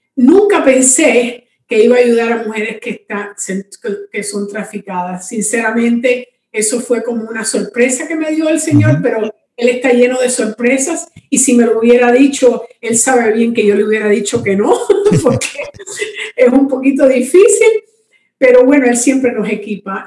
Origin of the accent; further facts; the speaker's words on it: Cuba; now in Miami, United States; yo vivo en Miami, Florida, soy cubana, pero he estado en Miami por muchos años